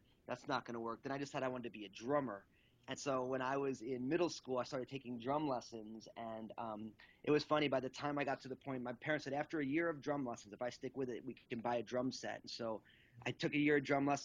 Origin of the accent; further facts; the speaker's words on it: Northeast, United States; I'm all Italian from the Northeast